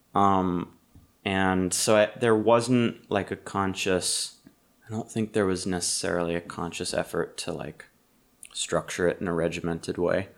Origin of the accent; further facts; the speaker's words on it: Massachusetts, United States; I'm from Massachusetts